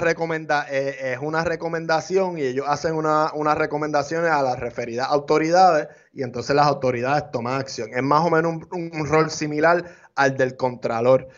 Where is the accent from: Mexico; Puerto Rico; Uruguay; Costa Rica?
Puerto Rico; Nosotros somos hispanos, ciudadanos americanos, pero hay aquí en Puerto Rico